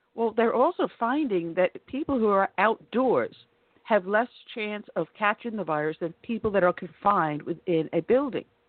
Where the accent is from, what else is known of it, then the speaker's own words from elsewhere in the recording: Long Island, New York, United States; moved away; I grew up on Long Island